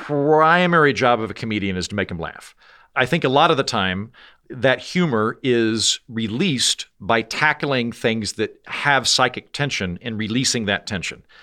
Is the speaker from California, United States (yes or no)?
no; Oklahoma, United States; moved away; also born or lived in Washington, D.C.; I'm from Oklahoma, which means that I am ethnically Republican